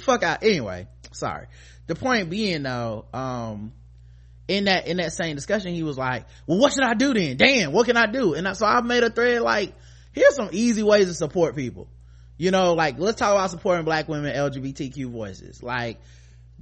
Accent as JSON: {"language": "English", "country": "United States", "said": "being an American"}